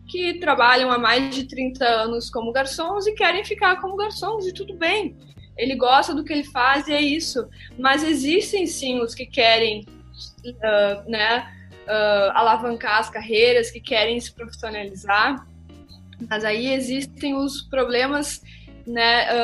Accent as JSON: {"language": "Portuguese", "country": "Australia", "lives_now": "Brazil", "said": "eu vim né, da Austrália, que é um país, né, eu aprendi né, a trabalhar nos meios de restaurantes, serviços, hospitalidade lá"}